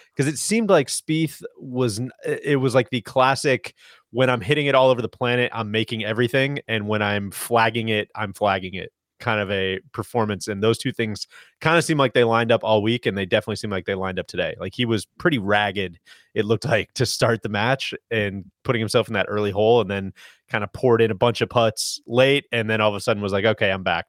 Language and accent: English; United States; as an American